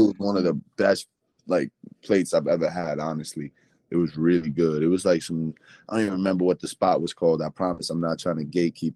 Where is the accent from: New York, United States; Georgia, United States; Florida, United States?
New York, United States; New York City; as a New Yorker